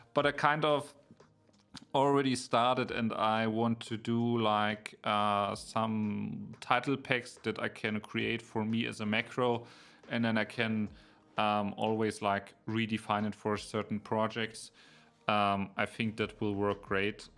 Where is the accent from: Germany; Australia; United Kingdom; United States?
Germany; Berlin; now in near Munich, Germany; I'm originally from Berlin, and now I'm living in the area close to Munich, but it's a smaller city